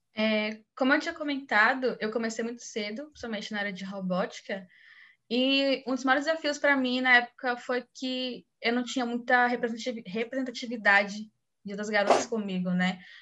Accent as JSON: {"language": "Portuguese", "region": "Bahia", "country": "Brazil", "said": "sou aqui da Bahia também"}